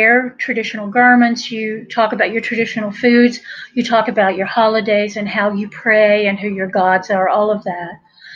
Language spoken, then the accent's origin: English; Buncombe County, North Carolina, United States; accent: Appalachian; I was born in West, by God, Buncombe County, and I'm a redneck from a long line of rednecks.